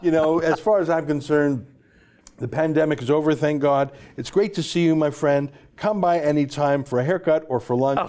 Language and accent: English; Calgary, Alberta, Canada; I grew up in Calgary